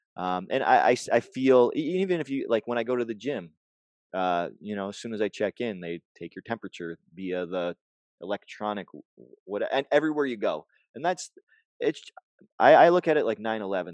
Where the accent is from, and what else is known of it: Canada